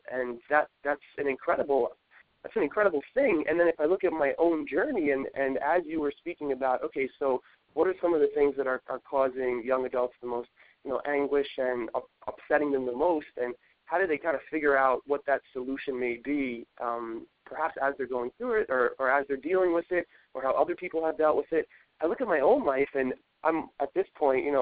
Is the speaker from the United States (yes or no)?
yes; New York City, New York, United States; growing up in New York City